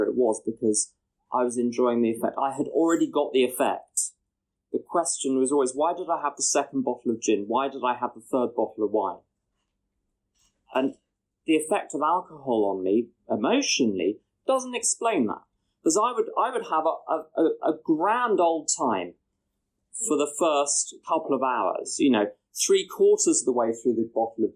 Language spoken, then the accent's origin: English; London, United Kingdom; I'm from London